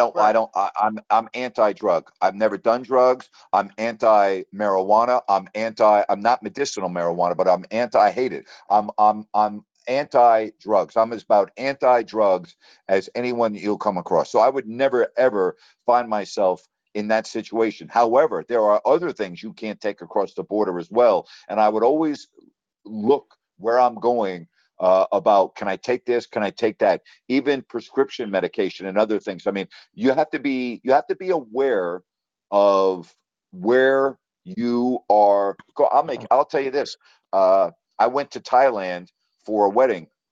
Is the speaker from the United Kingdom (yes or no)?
no; United States